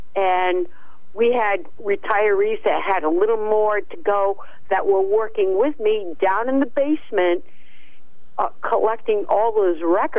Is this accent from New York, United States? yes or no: no; Uncasville, Connecticut, United States; And when I was growing up in Uncasville